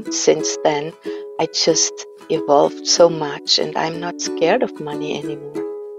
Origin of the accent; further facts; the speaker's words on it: Austria; I am from Austria